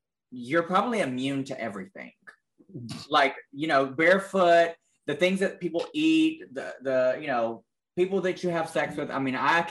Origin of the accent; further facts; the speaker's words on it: Alabama, United States; I'm from Alabama